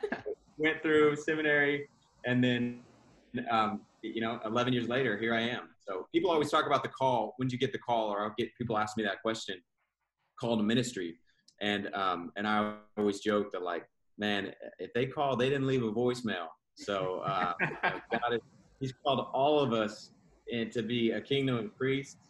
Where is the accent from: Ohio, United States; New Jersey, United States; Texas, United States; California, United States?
Texas, United States; Houston; moved away as an adult; now in Dallas, United States; I grew up in Houston, Texas, and was raised primarily by a single mom